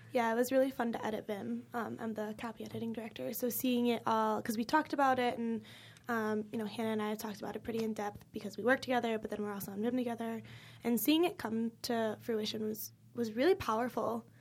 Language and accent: English; Illinois, United States; moved away as an adult; I live six hours from here, like, I'm from Illinois